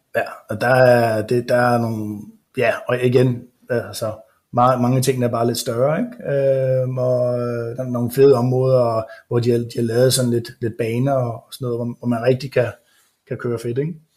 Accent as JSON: {"language": "Danish", "country": "Denmark", "moved": "as an adult", "lives_now": "United States", "said": "som dansker"}